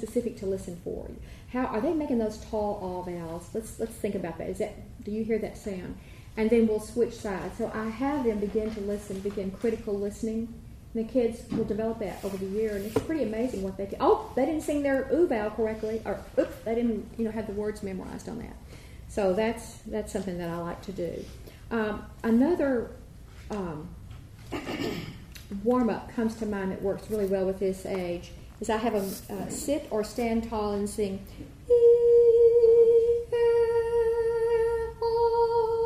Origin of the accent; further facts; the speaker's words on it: College Station, Texas, United States; I grew up in College Station